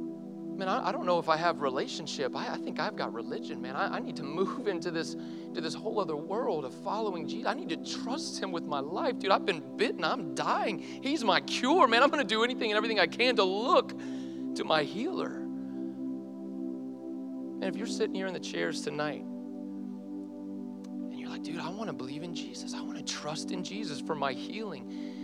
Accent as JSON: {"language": "English", "region": "the South", "country": "United States", "tie": "born or raised there", "said": "I grew up in the South, my parents are Christian, I probably need that."}